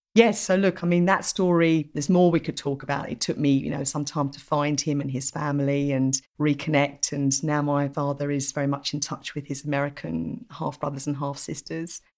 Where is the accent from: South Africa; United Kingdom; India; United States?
United Kingdom; Essex, East of England; moved away as an adult; also born or lived in Melbourne, Australia / Singapore; Growing up in Essex, just the county next door to where we are now